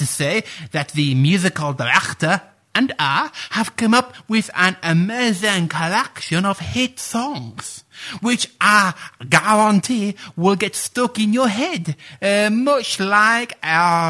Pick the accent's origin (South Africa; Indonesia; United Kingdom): United Kingdom; Sheffield, Yorkshire and the Humber; But as I'm sure you can tell from my accent, I am Sheffield born and bred.